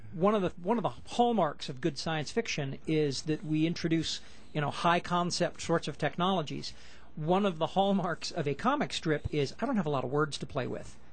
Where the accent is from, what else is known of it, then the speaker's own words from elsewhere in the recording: United States; As an American